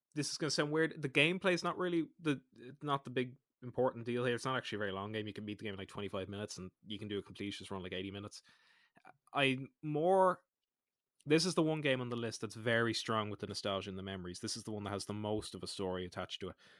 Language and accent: English; Ireland; I'm Irish.